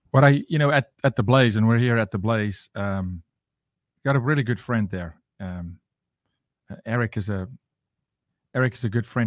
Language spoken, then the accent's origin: English; South Africa; now in United States; I'm from Africa.